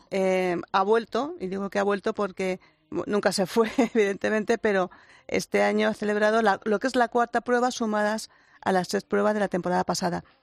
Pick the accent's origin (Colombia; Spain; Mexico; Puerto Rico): Spain; Retamares; soy de Retamares, tengo las tengo eh, hace muchos años de Retamares